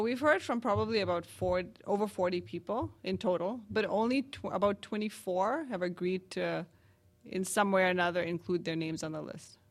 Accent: Canada; as a Canadian

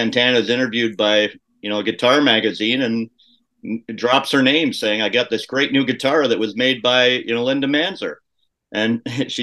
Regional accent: Kitchener, Ontario, Canada; my hometown, Kitchener-Waterloo

